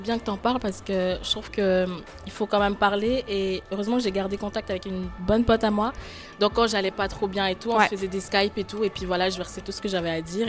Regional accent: Côte d’Ivoire; moved away as an adult; now in Geneva, Switzerland; je viens de la Côte d'Ivoire, et ça fait 4 ans maintenant

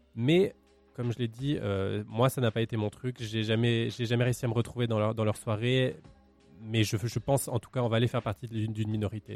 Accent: Valais, Switzerland; je suis originaire du Valais

